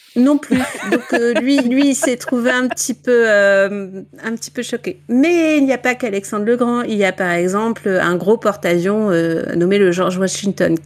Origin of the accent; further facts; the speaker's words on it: Ch'ti, Hauts-de-France, France; accent: ch'ti; mon accent espagnol est très est très est très ch'ti